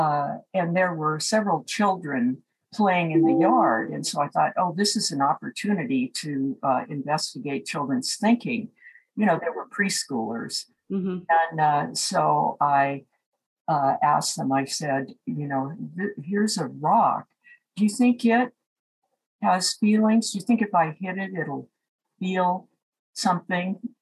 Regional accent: Seattle, Washington, United States; moved away as an adult; also born or lived in San Francisco; I grew up in Seattle, Washington, and attended the University of Washington as an undergraduate

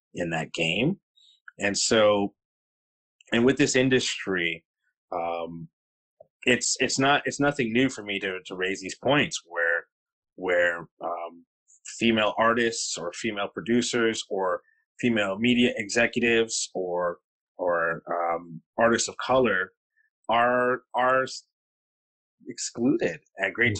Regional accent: Kitchener, Ontario, Canada; I'm from Kitchener.

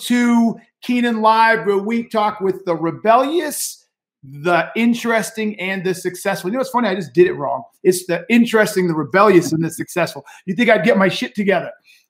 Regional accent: Boston, Massachusetts, United States; I grew up in Boston.

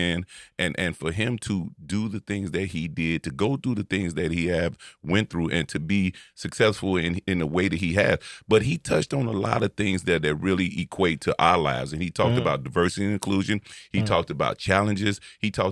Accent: Maywood, Illinois, United States; I'm from Maywood as well

